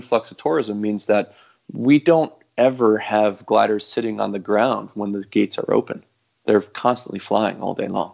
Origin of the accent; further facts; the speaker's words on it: New Jersey, United States; moved away as an adult; now in Hawaii, United States; I grew up in New Jersey